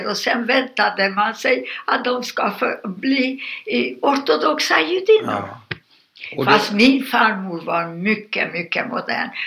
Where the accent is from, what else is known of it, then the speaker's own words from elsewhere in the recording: Satu Mare, Satu Mare County, Romania; born there; Alltså på ungerska Satmarnimeti, rumänska Satumare. Ja. Och jag är född rumänska.